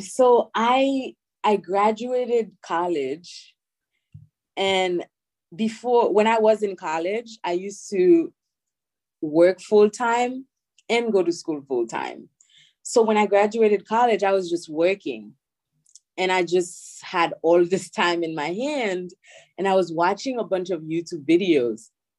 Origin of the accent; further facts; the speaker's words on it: New York City, New York, United States; born there; Sometimes I want to be lazy and I don't explain my accent, so I just did. Or if I have time and I want to explain, you know, the whole story, then I'll say, you know, I'm Haitian, but I was born here